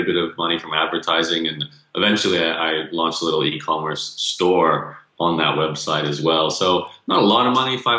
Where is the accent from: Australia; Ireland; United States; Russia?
Australia; accent: Canadian; Well, born and raised in Australia, although I have Canadian parents, hence Canadian accent.